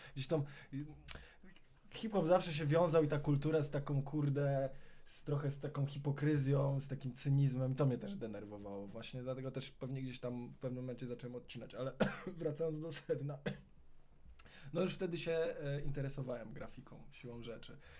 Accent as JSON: {"language": "Polish", "town": "Warsaw", "region": "Masovian Voivodeship", "country": "Poland", "tie": "born or raised there", "said": "na mojej ulicy, na której się wychowałem, ulicy Kajki w Aninie, w Wawrze"}